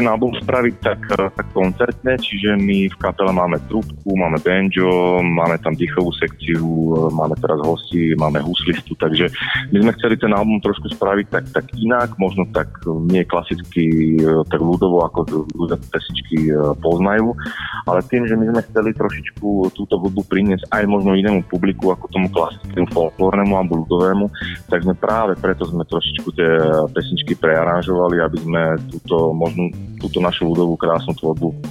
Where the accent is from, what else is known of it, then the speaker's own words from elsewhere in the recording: Trnava, Trnava Region, Slovakia; Sme teraz aktuálne v Trnave, som pricestoval z Bratislavy, lebo sme tam uh, trošku promovali taktiež na album, takže ale už sme, sme našom rodnom meste.